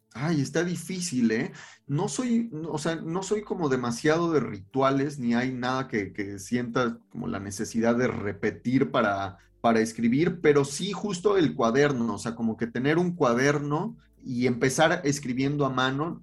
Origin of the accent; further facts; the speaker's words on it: Cuernavaca, Morelos, Mexico; also born or lived in Mexico City; yo nací en la Ciudad de México, pero crecí allá y pasé toda mi infancia de ese lado